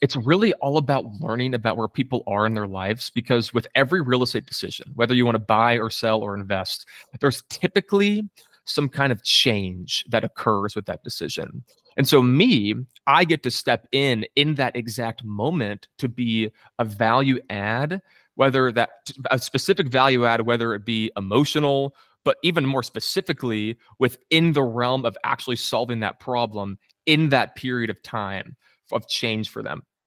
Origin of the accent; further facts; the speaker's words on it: Coppell, Texas, United States; I grew up specifically in Coppell, Texas